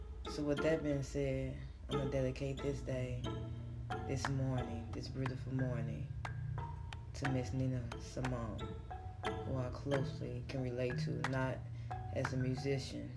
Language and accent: English; Chicago, Illinois, United States; I'm from Chicago, it's a big city in the state of Illinois